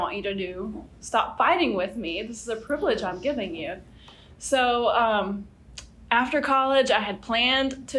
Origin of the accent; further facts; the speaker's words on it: North Central area, Louisiana, United States; I grew up in Louisiana, North Central area, really far from New Orleans.